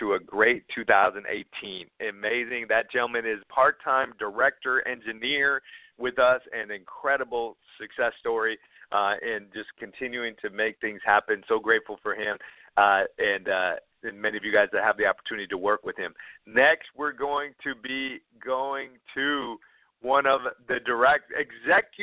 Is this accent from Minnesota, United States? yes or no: yes; Minneapolis, Minnesota, United States; I grew up in Minneapolis, Minnesota